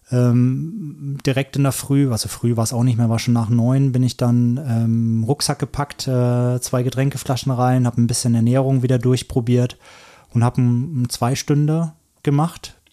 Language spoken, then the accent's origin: German; Franconia, Bavaria, Germany; ich komme ja aus Franken, das ist ja eine ganz andere Welt